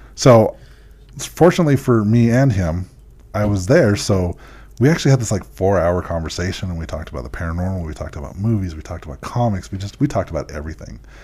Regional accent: Utah, United States; we told him we're from Utah

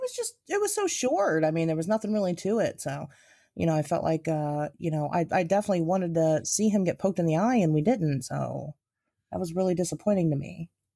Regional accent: Midwest, United States; I've fucking been in the Mid-, Wet, Midwest my whole life

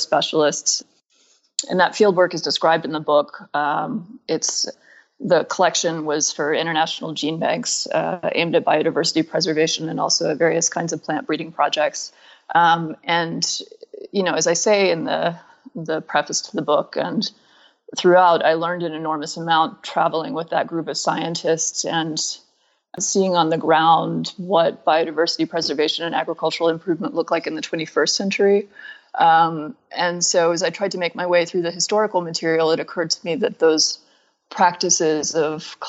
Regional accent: Atlanta, Georgia, United States; moved away as an adult; also born or lived in Griffin, Georgia / New York; I grew up in Atlanta

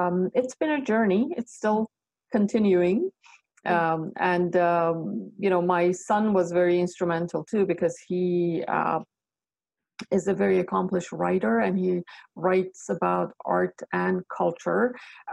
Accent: Iran; now in Canada; I was born in Iran

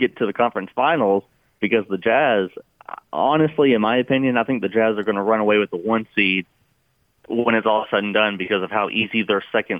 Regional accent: Louisville, Kentucky, United States; where I'm from, Louisville, Kentucky.

